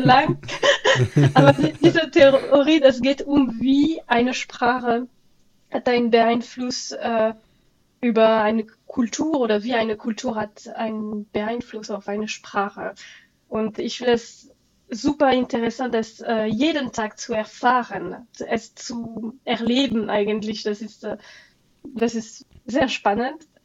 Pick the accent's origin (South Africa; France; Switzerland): France; first language French; German is a second language; now in Germany; wir sind Französin, wir unterrichten Französisch